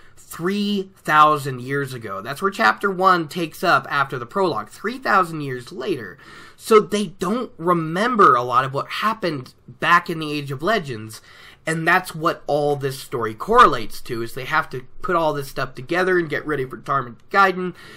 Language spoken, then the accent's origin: English; Oregon, United States; now in Colorado, United States; here in Colorado, it's colder than what I was used to growing up in Oregon.